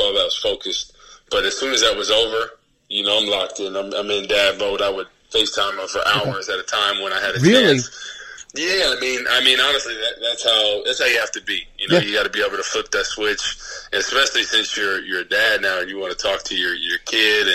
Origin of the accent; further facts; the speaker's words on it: New Jersey, United States; now in St. Louis area, United States; I'm from Jersey